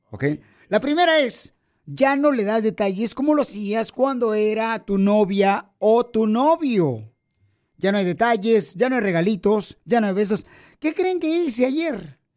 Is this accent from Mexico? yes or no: yes; Puebla, Mexico; now in Los Angeles, United States; Porque aquí venimos de Puebla, Miguel, a Los Ángeles, Estados Unidos.